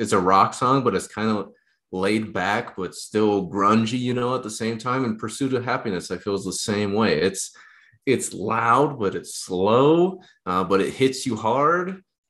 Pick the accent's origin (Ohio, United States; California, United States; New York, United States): Ohio, United States; No, I'm gonna be repping some Cleveland gear because … is from my home state of Ohio.